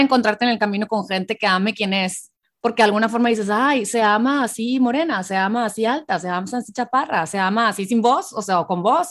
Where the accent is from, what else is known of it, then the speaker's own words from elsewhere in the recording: Hermosillo, Sonora, Mexico; moved away as an adult; now in United States; yo nací en México, Hermosillo, Sonora